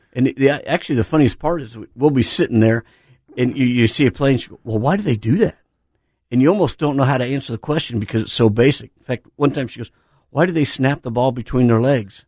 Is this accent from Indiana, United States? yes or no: yes; Indiana, United States; moved away; in my hometown, there's this place called Ivanhoe's